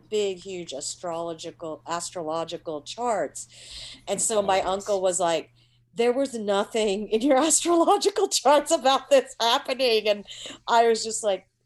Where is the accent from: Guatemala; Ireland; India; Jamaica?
India; I just know just from being Indian, like I kind of see a lot of like a lot of disabled you know there's a lot of disabled people in india as well